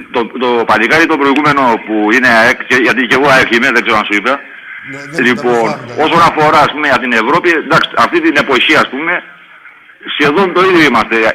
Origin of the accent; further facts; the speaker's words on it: Larissa, Thessaly, Greece; από τη Λάρισα, παίρνω τηλέφωνο, είμαι Ολυμπιακός.